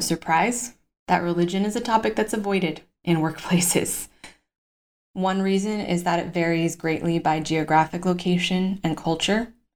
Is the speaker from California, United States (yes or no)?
yes; Los Angeles, California, United States; now in Madrid, Spain; my home state of California